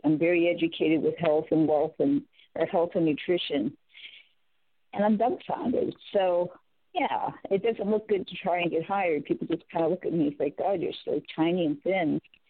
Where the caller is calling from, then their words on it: California, United States; Hi, Amy in California.